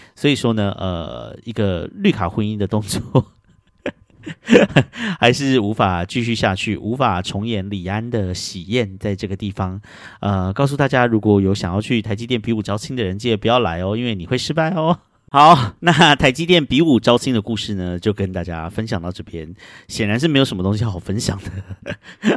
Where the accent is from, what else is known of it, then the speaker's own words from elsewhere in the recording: Taiwan; 我们台湾人很相信水晶会带来的能量